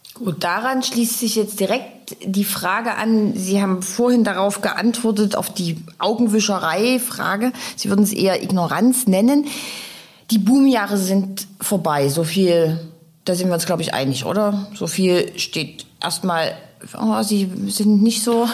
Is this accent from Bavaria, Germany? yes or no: no; Dresden, Saxony, Germany; meine Heimatstadt